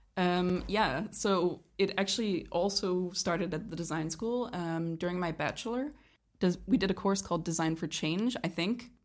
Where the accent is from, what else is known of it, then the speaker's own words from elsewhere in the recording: Canada; moved away as an adult; also born or lived in Denmark / Aarhus, Denmark; now in Kolding, Denmark; I was born in Denmark, but I was raised in Canada.